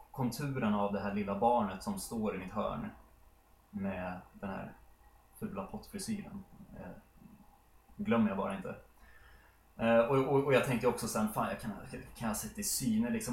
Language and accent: Swedish; Sollentuna, Stockholm County, Sweden; vår eh, villa där jag har vuxit upp då, i Helenelund.